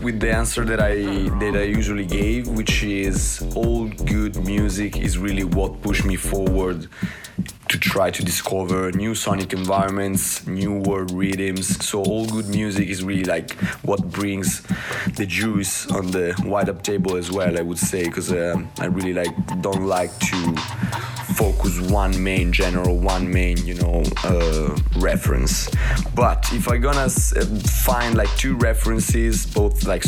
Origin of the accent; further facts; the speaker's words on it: Italy; I'm from Italy.